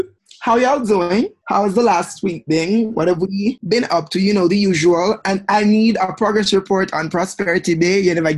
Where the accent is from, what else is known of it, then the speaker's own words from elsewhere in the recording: Jamaica; three hair-whipping, heel-strutting Jamaican queens talk about LGBTQ politics, pop culture, growing up in the Caribbean